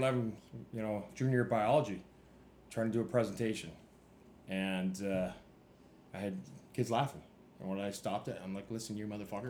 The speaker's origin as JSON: {"language": "English", "town": "Saskatoon", "region": "Saskatchewan", "country": "Canada", "said": "You know, obviously in Canada, in Saskatchewan, where you know I'm from, just about every school has"}